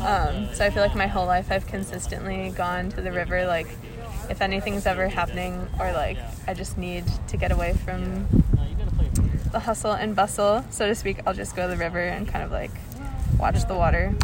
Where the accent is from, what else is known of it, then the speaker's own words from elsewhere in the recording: Boston, Massachusetts, United States; I use she, her, hers. I'm a senior at Bowdoin, and I'm from Boston, Massachusetts.